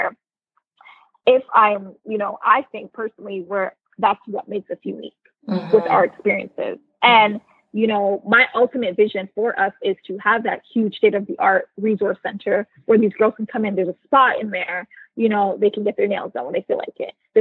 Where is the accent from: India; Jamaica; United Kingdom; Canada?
Canada; moved away as an adult; now in United States; I'm originally Canadian born and I now live in the US.